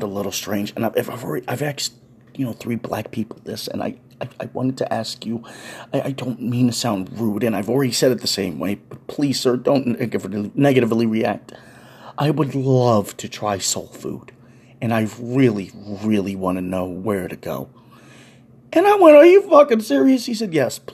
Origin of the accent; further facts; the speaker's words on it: New York City, New York, United States; a New Yorker